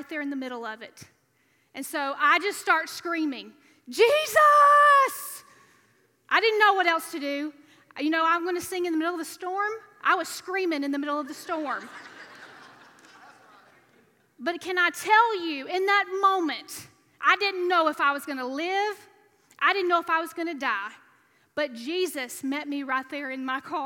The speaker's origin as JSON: {"language": "English", "region": "Alabama", "country": "United States", "tie": "born or raised there", "moved": "as an adult", "lives_now": "Louisiana, United States", "said": "I was raised in Alabama"}